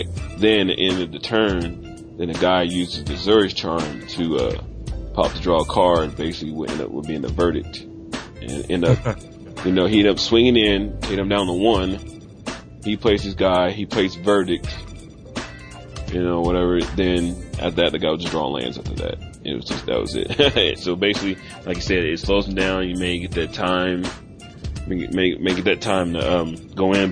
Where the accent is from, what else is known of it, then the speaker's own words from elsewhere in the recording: Indianapolis, Indiana, United States; also born or lived in Northeast Texas; now in Texas, United States; originally I'm from Indianapolis